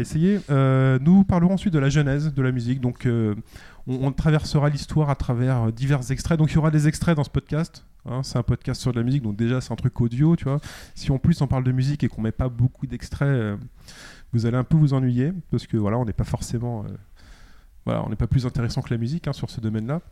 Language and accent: French; Paris, Île-de-France, France; en tant que Parisien